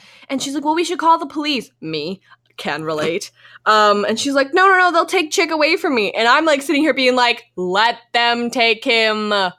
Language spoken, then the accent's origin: English; Canada; We have to take a quick break here because we're from Canada and Virtue and Moyer are about to skate